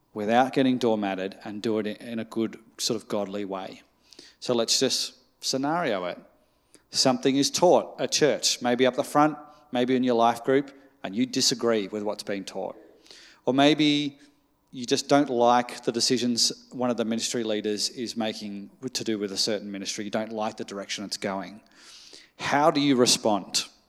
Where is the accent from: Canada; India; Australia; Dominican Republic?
Australia; as an Australian